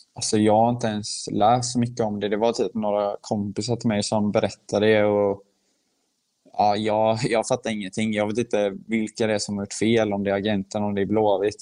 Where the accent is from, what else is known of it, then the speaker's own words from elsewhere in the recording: Sweden; moved away as an adult; now in Heerenveen, Netherlands; jag är född i Sverige